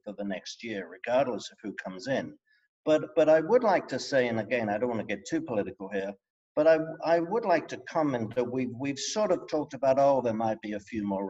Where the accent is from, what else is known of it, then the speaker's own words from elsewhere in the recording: England, United Kingdom; moved away; I'm English.